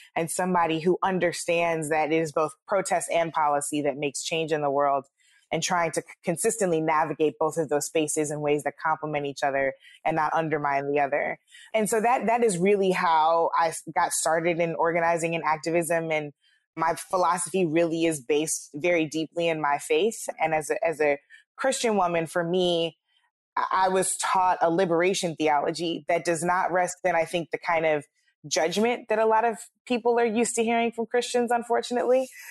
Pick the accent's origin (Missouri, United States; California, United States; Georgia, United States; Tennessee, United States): Missouri, United States; St. Louis; my hometown of Saint Louis